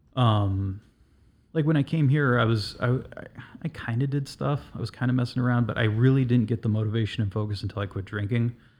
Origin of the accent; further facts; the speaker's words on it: Southern California, United States; now in Chicago, United States; I'm originally from Southern California